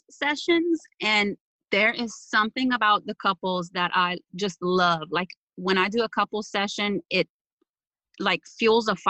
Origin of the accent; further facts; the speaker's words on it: South Louisiana, United States; I am from South Louisiana, a little bitty town, Cajun country